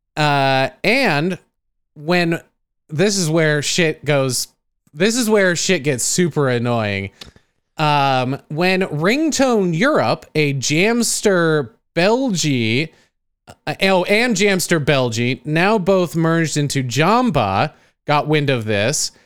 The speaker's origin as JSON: {"language": "English", "country": "United States", "said": "I'm American"}